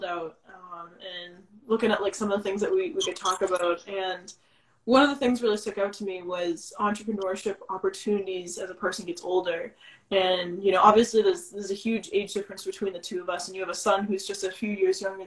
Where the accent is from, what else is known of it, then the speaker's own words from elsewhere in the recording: Plymouth County, Massachusetts, United States; I grew up in Massachusetts and I grew up in Plymouth County